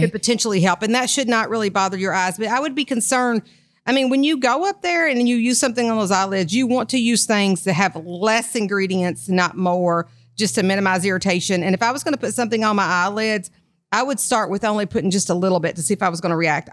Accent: Kentucky, United States; I'm from Kentucky

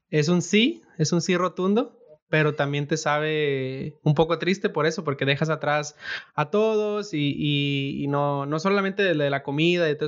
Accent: Mexico; moved away; somos varias personas más o menos del mismo background, que vinimos de México, emigramos para acá

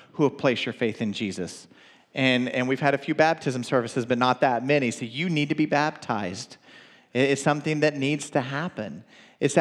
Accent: the South, United States; I'm from the South

